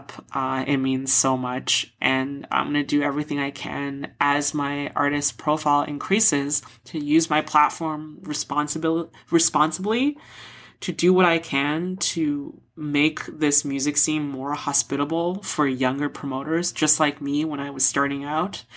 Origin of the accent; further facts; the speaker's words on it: Toronto, Ontario, Canada; I'm from Toronto